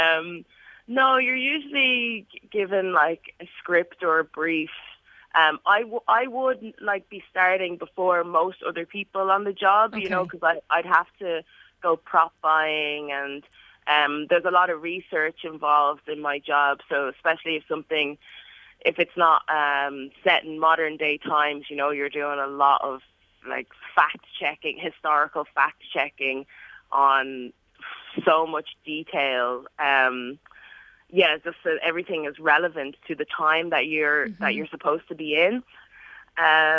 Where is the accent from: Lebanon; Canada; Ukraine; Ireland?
Ireland; Dublin, Leinster; also born or lived in England; where I was from, which is Dublin, and then not being satisfied with that, and then I'm like, okay, I'm from Blanchardstown